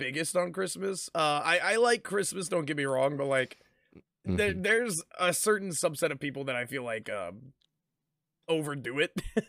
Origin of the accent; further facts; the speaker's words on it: the South, United States; I only know of Golden Corral, man. I'm from the South. That's where everybody eats.